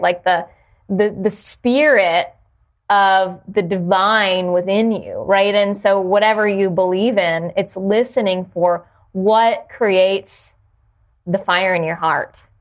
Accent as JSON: {"language": "English", "region": "New Jersey", "country": "United States", "tie": "born or raised there", "also_born_or_lived": "Jacksonville / Washington, D.C.", "moved": "yes", "said": "I grew up in New Jersey"}